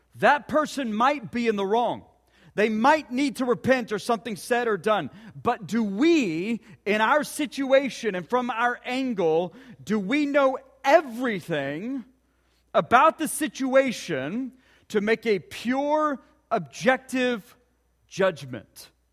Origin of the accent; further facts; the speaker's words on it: Ponca City, Oklahoma, United States; growing up in Ponca City.